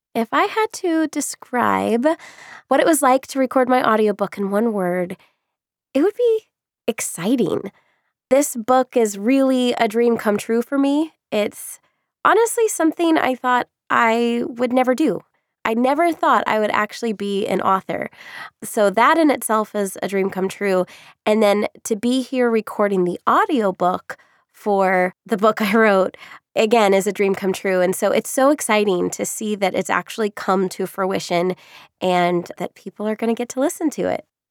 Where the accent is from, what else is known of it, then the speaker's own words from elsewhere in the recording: Orlando, Florida, United States; I grew up in Orlando